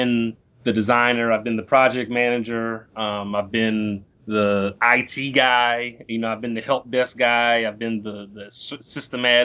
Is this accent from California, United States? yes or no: yes; Compton, California, United States; I'm originally from Compton, California